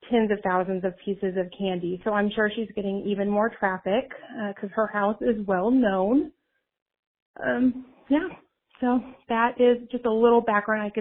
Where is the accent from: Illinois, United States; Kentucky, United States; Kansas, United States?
Kansas, United States; Wichita; Wichita, my hometown